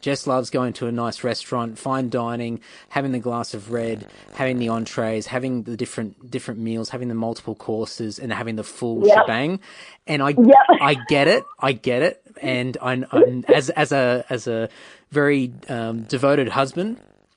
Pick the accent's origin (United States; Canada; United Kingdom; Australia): Australia; Brisbane, Queensland; moved away as an adult; now in Sydney, Australia; until I moved from Brisbane to Sydney, and that was about 20 years old